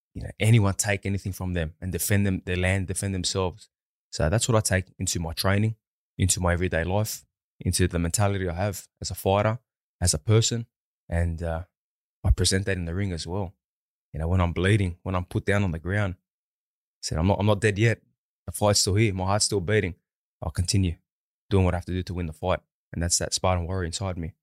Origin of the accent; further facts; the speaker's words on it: Sydney, New South Wales, Australia; my hometown